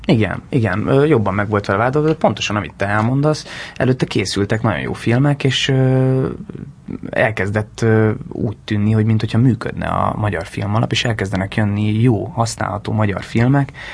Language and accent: Hungarian; Hungary; first language Hungarian; moved away as an adult; also born or lived in London; nagyon jó lenne itthon egy egy nagyon-nagyon-nagyon jó filmben szerepelni magyarul, mert mégiscsak ez az anyanyelvem